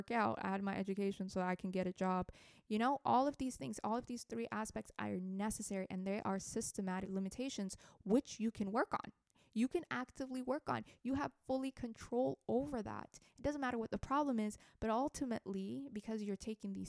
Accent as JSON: {"language": "English", "country": "Ethiopia", "second_language": "English", "moved": "yes", "lives_now": "United States", "said": "I'm from Ethiopia"}